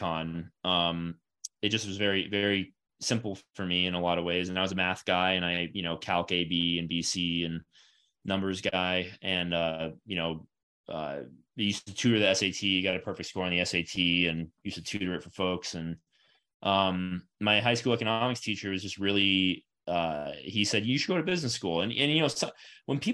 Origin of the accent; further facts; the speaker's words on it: Florida, United States; I'm from Florida